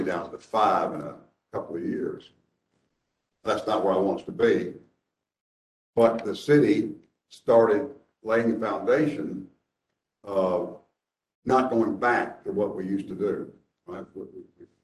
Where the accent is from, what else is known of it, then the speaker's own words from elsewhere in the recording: Dallas, Texas, United States; now in Nashville, United States; when I was a child growing up in Dallas